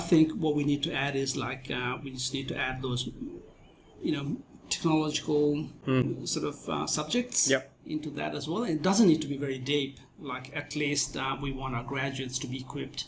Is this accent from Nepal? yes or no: yes; Nepal; moved away as an adult; also born or lived in India / Thailand / Japan; now in Australia; I was born and bred in Nepal